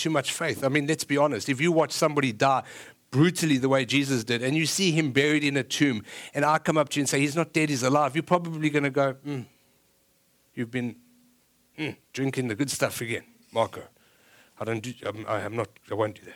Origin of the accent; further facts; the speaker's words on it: South Africa; moved away; I'm South African